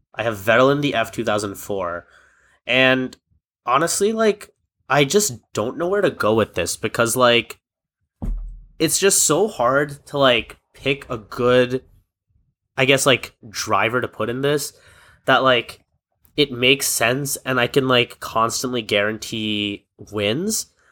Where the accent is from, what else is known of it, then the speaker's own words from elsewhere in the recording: United States; as an American myself